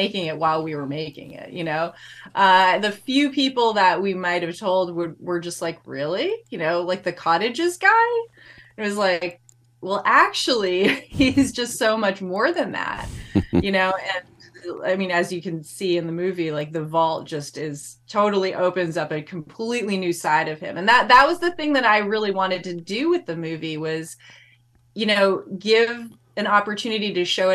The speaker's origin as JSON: {"language": "English", "region": "New England", "country": "United States", "tie": "born or raised there", "said": "I grew up in New England"}